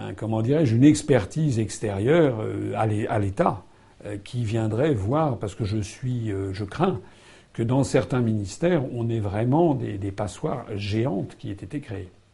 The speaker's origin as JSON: {"language": "French", "country": "France", "said": "je suis français"}